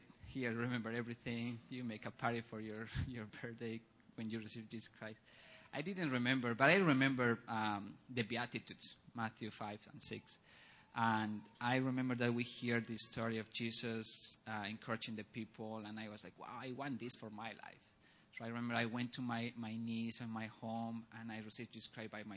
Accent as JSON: {"language": "English", "country": "Bolivia", "tie": "born or raised there", "moved": "yes", "said": "I grew up in Bolivia"}